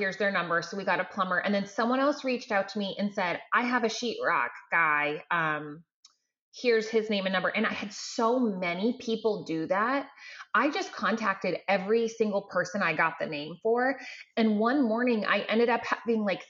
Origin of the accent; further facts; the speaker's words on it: Maine, United States; moved away as an adult; also born or lived in Massachusetts; now in Houston, United States; I grew up in Maine